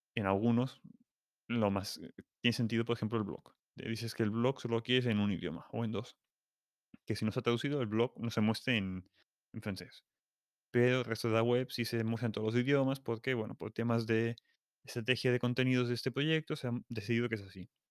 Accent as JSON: {"language": "Spanish", "region": "Catalonia", "country": "Spain", "said": "soy catalán"}